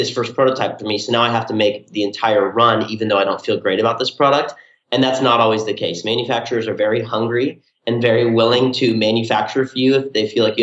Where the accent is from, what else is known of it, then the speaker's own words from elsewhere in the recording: Southern California, United States; we're from Southern California